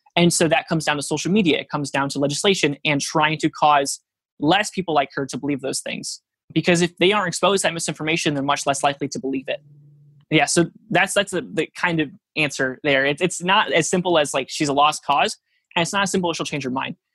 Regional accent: Norwalk, United States; my hometown of Norwalk, which is a really small town

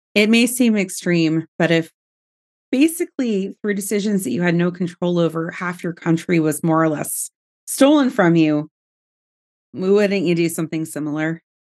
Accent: United States; we as American citizens

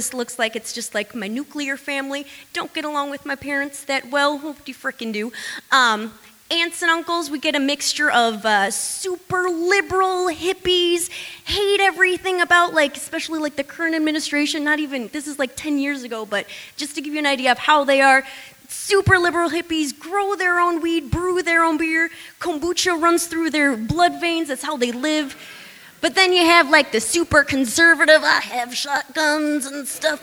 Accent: Illinois, United States; moved away; I'm from Illinois.

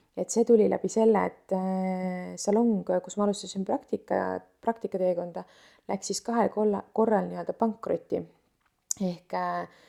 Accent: Tallinn, Harju County, Estonia; ma olen tõesti jah üles kasvanud Tallinnas

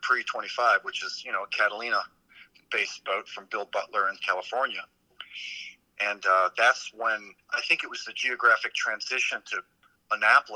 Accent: San Juan, Puerto Rico; also born or lived in Midwest, United States / British Virgin Islands; now in Hawaii, United States; since I was 13 years old, growing up in San Juan, Puerto Rico

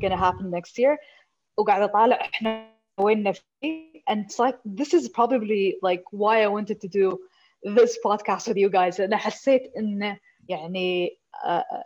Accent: Kuwait; عندنا في الكويت

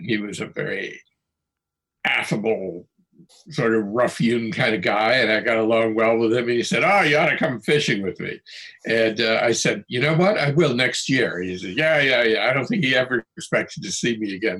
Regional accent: New England, United States; I come from New England, and I grew up surf casting

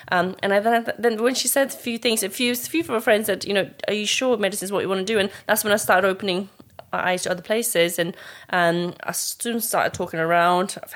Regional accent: Nepal; We came from Nepal, from this like mm. tiny little village where there's no running water, and look at us now where we are

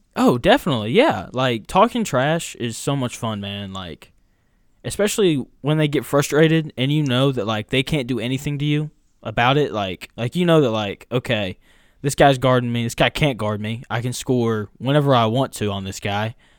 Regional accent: Jacksonville, Arkansas, United States; I'm from Jacksonville, Arkansas

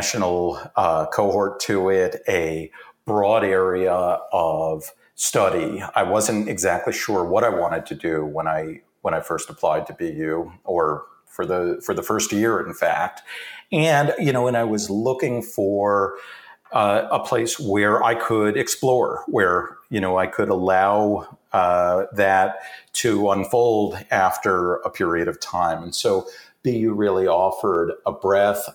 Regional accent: Poughkeepsie, New York, United States; I grew up in upstate New York in a town called Poughkeepsie.

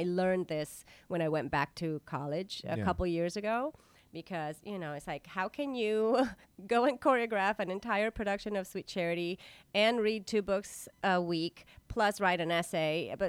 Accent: La Paz, Baja California Sur, Mexico; now in New York City, United States; I mean, I came from La Paz, Mexico, and it's like, here I am.

